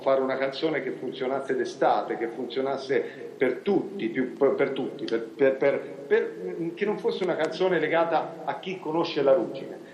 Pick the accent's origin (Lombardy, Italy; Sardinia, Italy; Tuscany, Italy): Tuscany, Italy; Cortona; sono nato nella stessa città dove è nato Severini